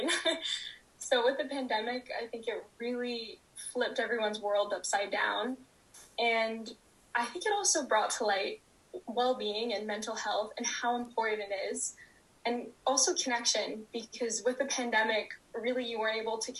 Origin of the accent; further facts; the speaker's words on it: Vancouver, British Columbia, Canada; I grew up and live in Vancouver, British Columbia